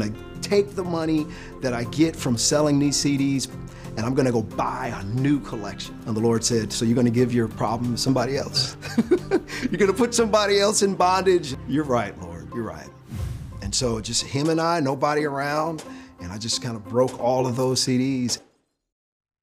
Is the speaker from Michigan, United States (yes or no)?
yes; Detroit, Michigan, United States; I'm from inner city Detroit